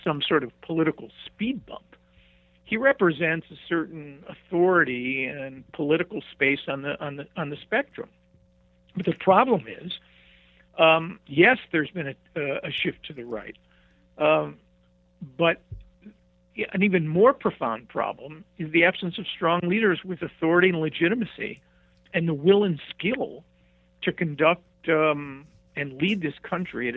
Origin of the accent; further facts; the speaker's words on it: Cleveland, Ohio, United States; accent: Midwest; I'm from Cleveland, Ohio.